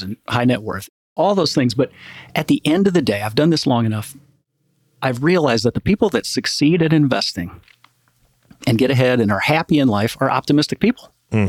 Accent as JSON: {"language": "English", "region": "Midwest", "country": "United States", "said": "I'm from the Midwest, small town"}